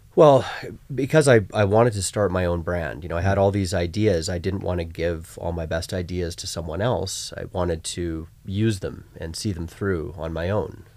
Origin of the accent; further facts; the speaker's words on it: Vancouver, British Columbia, Canada; I grew up in Vancouver